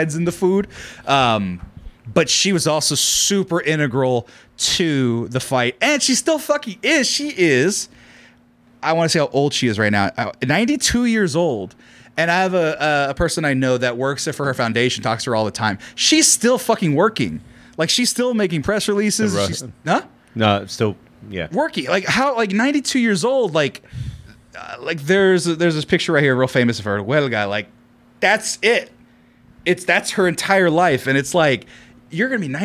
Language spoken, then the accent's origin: English; Central Valley of California, United States; I'm from the Central Valley of California